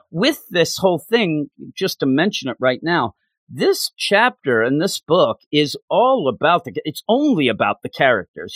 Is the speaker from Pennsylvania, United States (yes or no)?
yes; Quakertown, Pennsylvania, United States; also born or lived in West Virginia; I'm right outside the Philadelphia area. I'm in a town called Quakertown